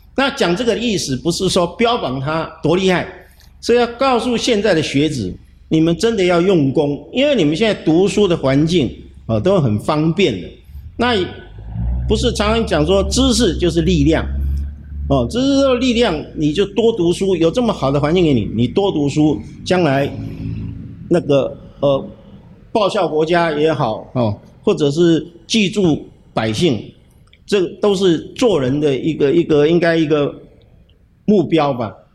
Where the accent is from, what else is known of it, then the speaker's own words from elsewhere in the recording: Hsinchu, Taiwan; 我从小就住在近视地，那，那个窗口刚好是我的卧室